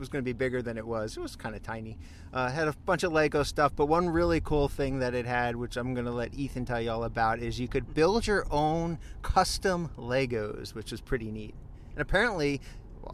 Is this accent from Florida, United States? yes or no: no; New Jersey, United States; I'm from New Jersey